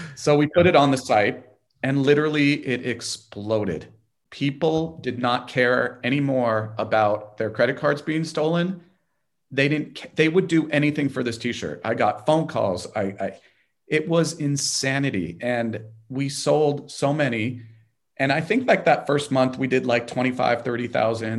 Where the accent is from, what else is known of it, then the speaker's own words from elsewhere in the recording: Los Angeles, California, United States; I'm from Los Angeles and we're in Los Angeles